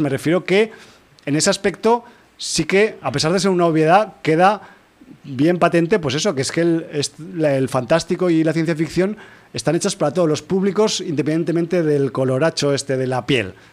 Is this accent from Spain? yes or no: yes; Spain; como europeos eh, de España